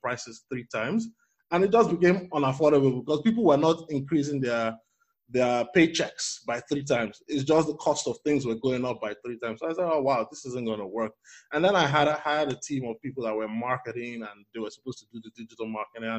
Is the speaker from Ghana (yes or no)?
no; Lagos, Nigeria; moved away as an adult; also born or lived in United States; now in Toronto, Canada; I currently live and work in Toronto, Canada, but I was born and raised in Lagos, Nigeria.